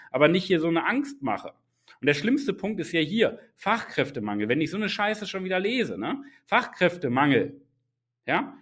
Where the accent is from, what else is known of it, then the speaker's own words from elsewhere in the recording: Germany; ich bin in Deutschland geboren